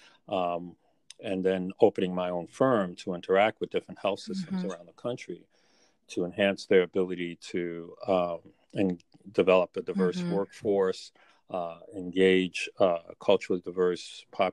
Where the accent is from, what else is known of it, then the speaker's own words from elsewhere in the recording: New York City, New York, United States; growing up in Brooklyn, really, and the housing project that I grew up in within New York City